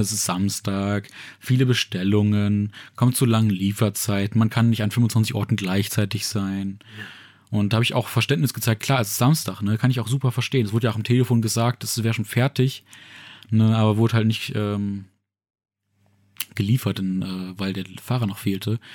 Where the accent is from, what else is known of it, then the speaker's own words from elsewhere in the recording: Saxony-Anhalt, Germany; moved away; also born or lived in Ruhr area, North Rhine-Westphalia; meiner Heimat in Sachsen-Anhalt